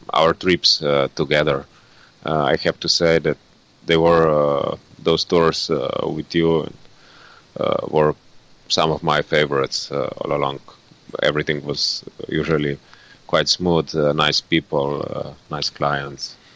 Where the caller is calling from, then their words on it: Ljubljana, Slovenia; English is a second language; I'm currently in uh, Ljubljana, in Slovenia.